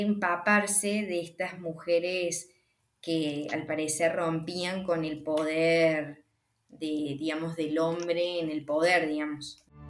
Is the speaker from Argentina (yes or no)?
yes; Argentina; hay una conexión con nuestro país